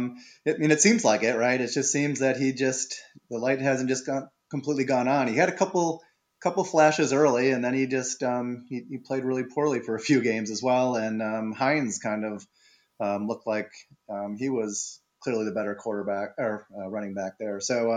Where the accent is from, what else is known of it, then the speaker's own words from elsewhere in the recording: Wisconsin, United States; I will say I'm from Wisconsin, as you know, as you are too, so a little bit biased on Jonathan Taylor